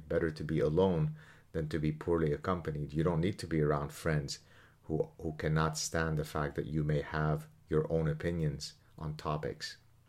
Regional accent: Lebanon; I mean, again, think about the world that I grew up in Lebanon. Think about what I have faced, what my family has faced in Lebanon.

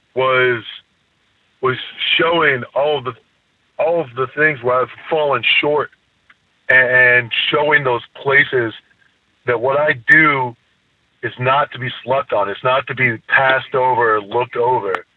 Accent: near Toledo, Ohio, United States; I use Toledo as my hometown literally because it's the only city close enough that anybody would know. Ohio's a different place. I grew up poor as hell

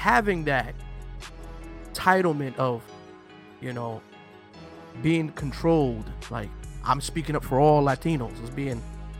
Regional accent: East Coast, United States; because we're from the East Coast.

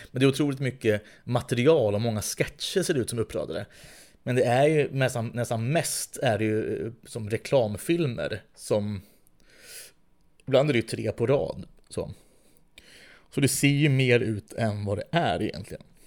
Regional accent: Västerås, Västmanland, Sweden; i Västerås där jag växte upp

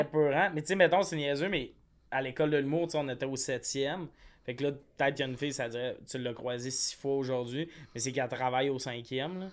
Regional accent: Quebec, Canada; now in Montreal, Canada; moi, genre, je viens du Lac-Saint-Jean

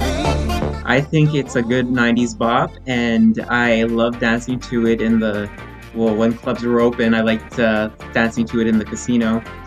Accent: Canada; I am from Canada.

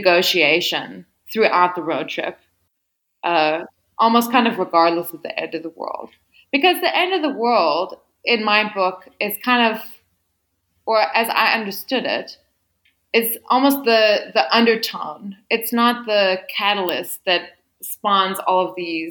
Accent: Midwest, United States; a young white girl who grew up in a small town in the Midwest

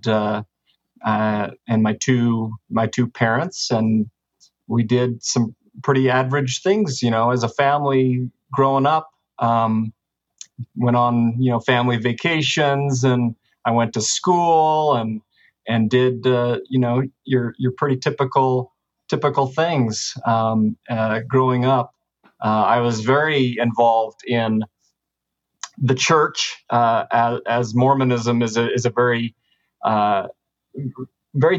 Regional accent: Sandy, Utah, United States; I grew up in Utah, pretty close to Salt Lake City, little town called Sandy. This is kind of where I grew up.

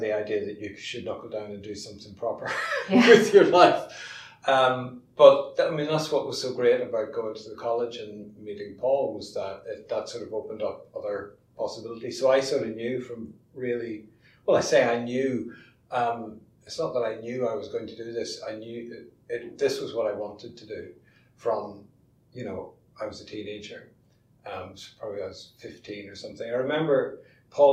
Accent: Armagh, Northern Ireland, United Kingdom; moved away as an adult; also born or lived in Kent; when I was very young, growing up in Armagh

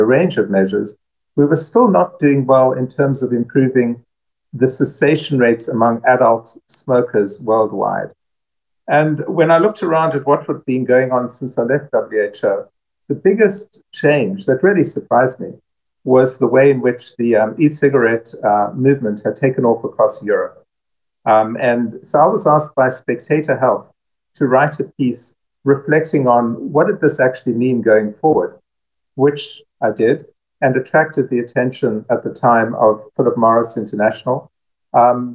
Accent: South Africa; moved away; also born or lived in United States; I'm South African and American.

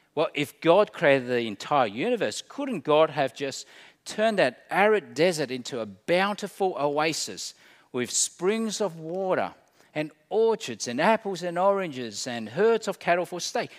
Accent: Australia

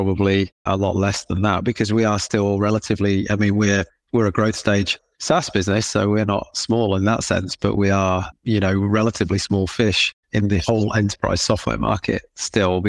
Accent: England, United Kingdom; accent: British/English

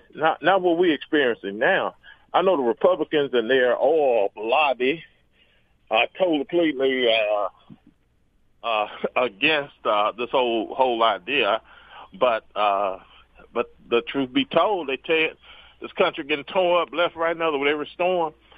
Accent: Jackson, Mississippi, United States; I was born in Jackson. My mama is buried here in Jackson. I graduated from a public school here in Jackson.

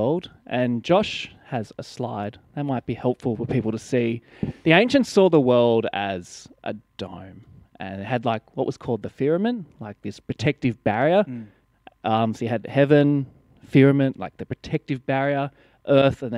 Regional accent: Blue Mountains, New South Wales, Australia; Growing up in the Blue Mountains

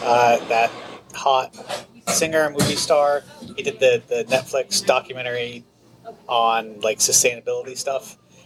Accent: central Massachusetts, United States; also born or lived in Canada / Bath, England; I'm from Massachusetts. I'm from the middle of nowhere, Massachusetts. Not quite Berkshire's middle of nowhere. Middle of the state, middle of nowhere.

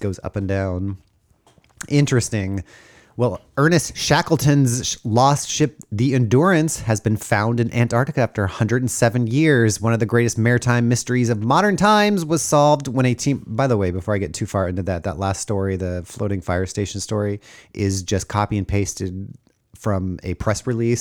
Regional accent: Los Angeles, California, United States; growing up in Los Angeles

